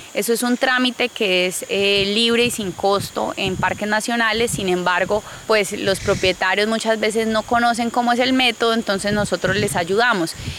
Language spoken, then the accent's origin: Spanish; Yopal, Casanare, Colombia; soy oriunda de Yopal Casanare y vivo actualmente en Yopal Casanare también